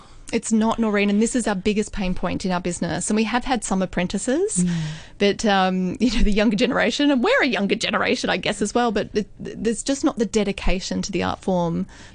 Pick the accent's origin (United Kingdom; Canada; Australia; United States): Australia; moved away as an adult; also born or lived in Hong Kong; a naive twenty six year old Australian girl just arrived on the shores of Hong Kong.